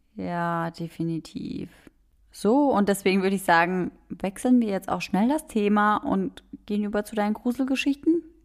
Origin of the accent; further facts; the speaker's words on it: Germany; bei uns in Deutschland